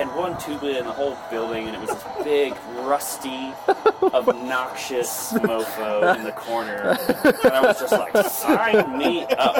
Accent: New Hampshire, United States; So I grew up in New Hampshire in the woods.

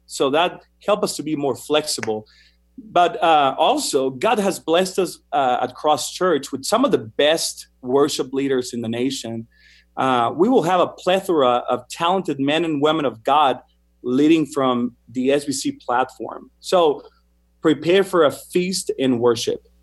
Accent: Mexico; moved away as an adult; also born or lived in Argentina; now in United States; the music style I grew up listening to in Mexico

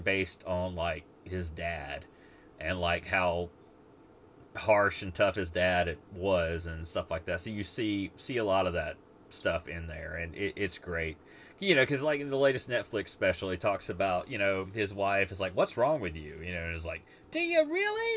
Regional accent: United States; I'm an American

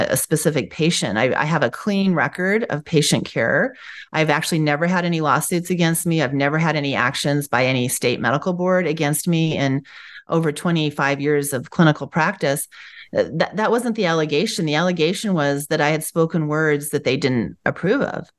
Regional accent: United States; I grew up in America. Proud American. I was born to parents who fled from communism. So I was born first generation here

